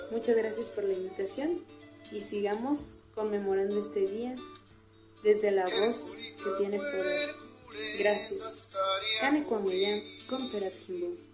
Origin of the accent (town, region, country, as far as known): Zacapu, Michoacán, Mexico